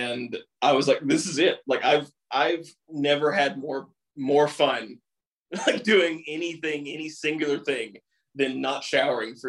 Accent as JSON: {"language": "English", "region": "East Tennessee", "country": "United States", "said": "Michael and I, we're from East Tennessee"}